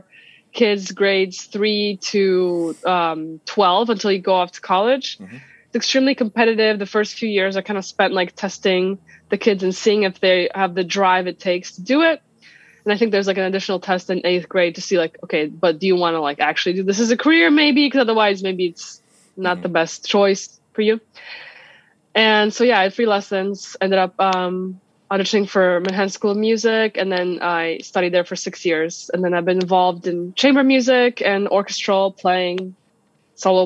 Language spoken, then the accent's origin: English; Białystok, Podlaskie Voivodeship, Poland; moved away; I'm originally from Poland. I was born in Poland. And I come from a city called Białystok in the northeast side, near the Belarusian border